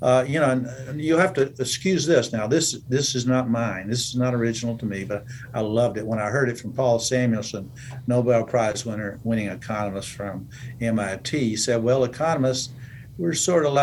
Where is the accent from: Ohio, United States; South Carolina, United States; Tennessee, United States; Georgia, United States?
Georgia, United States; moved away as an adult; also born or lived in South Florida / Minnesota / Omaha, Nebraska; I grew up in Georgia, my first 18 years